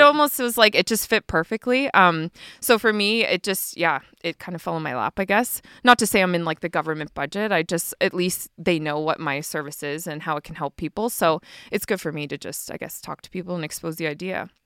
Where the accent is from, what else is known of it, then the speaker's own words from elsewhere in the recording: Harrietsfield, Nova Scotia, Canada; moved away as an adult; also born or lived in Fort Saskatchewan, Alberta / Edmonton, Alberta; I actually grew up in Harrietsfield, like around the Loop. I'm a loop girl.